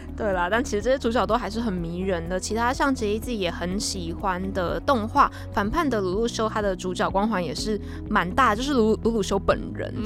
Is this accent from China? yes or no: no; Taiwan; 我们台湾人